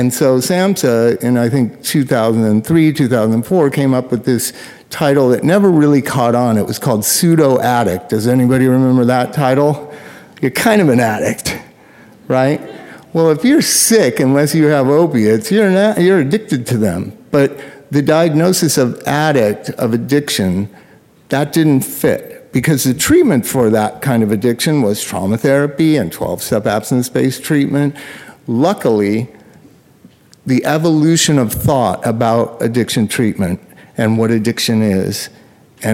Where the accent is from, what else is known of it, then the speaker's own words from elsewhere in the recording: Southern California, United States; I grew up in Southern California instead of, you know, Cloquet, Minnesota